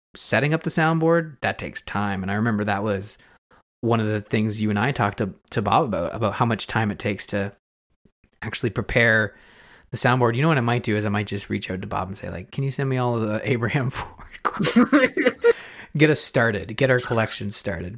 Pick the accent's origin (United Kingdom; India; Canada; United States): Canada; I'm Canadian. Uh, I live through winter every year